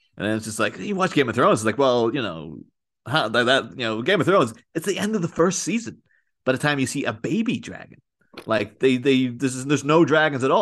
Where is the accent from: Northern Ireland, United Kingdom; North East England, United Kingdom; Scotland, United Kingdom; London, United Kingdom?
Northern Ireland, United Kingdom; near Belfast; moved away as an adult; now in Liverpool, United Kingdom; grew up in Ireland, just down the road from Belfast